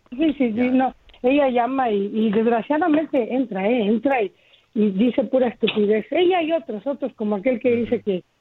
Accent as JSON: {"language": "Spanish", "country": "Mexico", "moved": "as an adult", "said": "Yo soy mexicana yo dejé de ese país porque no se puede con la corrupción. Yo estoy aquí hace 35 años y, estoy feliz"}